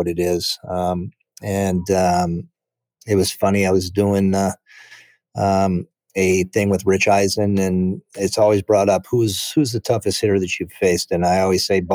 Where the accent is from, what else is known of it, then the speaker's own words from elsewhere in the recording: Chicago Heights, Illinois, United States; I was born in Chicago Heights and went to my first big league game at Wrigley Field